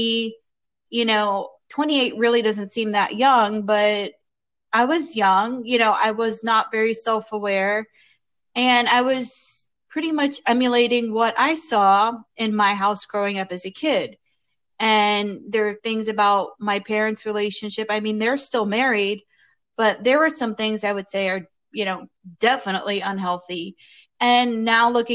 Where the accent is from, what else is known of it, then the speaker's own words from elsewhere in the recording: Florida, United States; also born or lived in New York City, New York; now in Portland, United States; I grew up in Florida